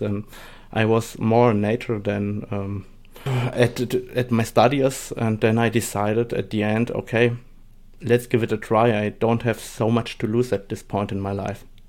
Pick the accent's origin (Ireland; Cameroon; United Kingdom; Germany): Germany; English is a second language; also born or lived in Saarbrücken, Germany / Poland (parents); I'm from Germany, and, uh, my parents come from Poland, so I speak today Polish and German and a little bit of English